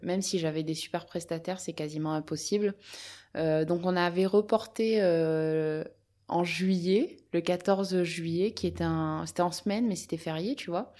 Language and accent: French; Apt, Provence-Alpes-Côte d'Azur, France; je suis originaire d'Apt dans le Vaucluse